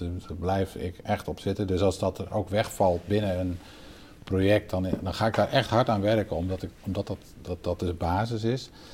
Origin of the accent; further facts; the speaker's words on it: Netherlands; wij als Nederlanders